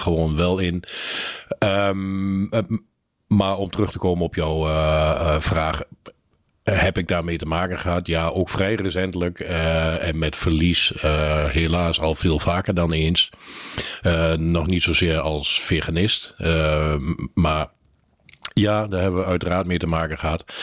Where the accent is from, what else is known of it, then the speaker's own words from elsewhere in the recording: Netherlands; als Nederlander